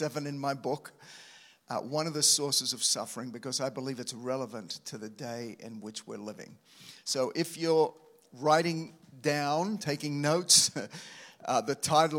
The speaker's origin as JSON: {"language": "English", "country": "Australia", "moved": "yes", "said": "as an Aussie coming over to this nation"}